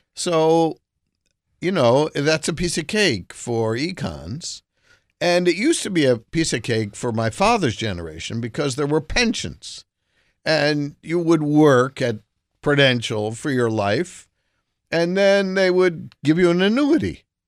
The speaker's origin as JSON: {"language": "English", "region": "New Jersey", "country": "United States", "tie": "born or raised there", "said": "I grew up in Jersey"}